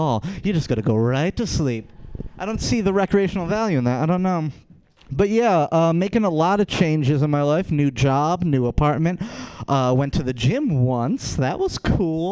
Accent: Rochester, New York, United States; I'm from Rochester, New York.

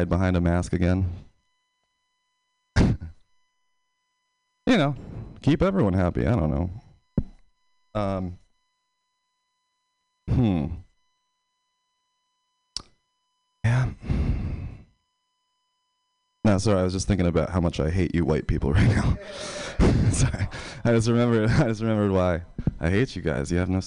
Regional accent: Pennsylvania, United States; now in San Francisco, United States; I'm from Pennsylvania.

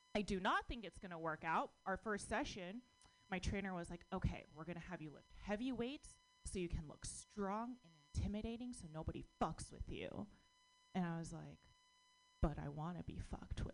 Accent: United States; I was born in America, but my parents are immigrants

